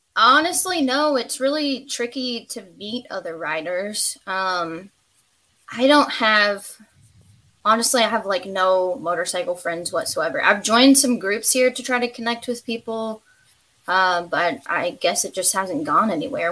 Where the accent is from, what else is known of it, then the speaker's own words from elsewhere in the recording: Nebraska, United States; moved away as an adult; now in Kentucky, United States; I am originally from Nebraska. Just moved to Kentucky two years.